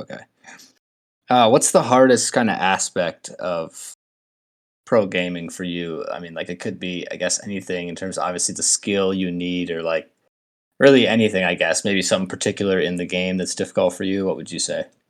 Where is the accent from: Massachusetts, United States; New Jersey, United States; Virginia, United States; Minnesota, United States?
Minnesota, United States; I'm from Minnesota, I'm a Twins fan